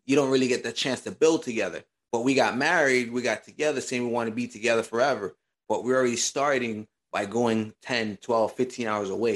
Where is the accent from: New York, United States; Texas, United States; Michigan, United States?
New York, United States; we are from New York